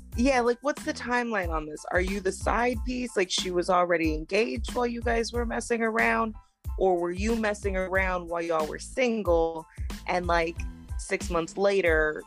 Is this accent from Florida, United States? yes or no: yes; Florida, United States; moved away; I lived in Florida. I grew up in Florida